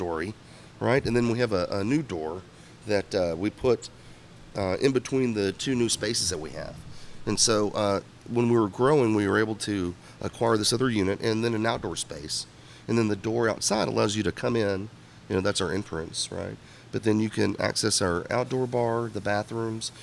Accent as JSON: {"language": "English", "town": "Houston", "region": "Texas", "country": "United States", "tie": "born or raised there", "said": "I'm from here. This is my hometown."}